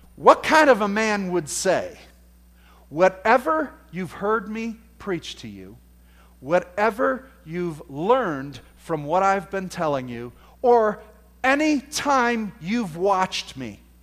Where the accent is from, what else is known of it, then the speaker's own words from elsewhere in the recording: United States; because we're from America, we have this, that's just our culture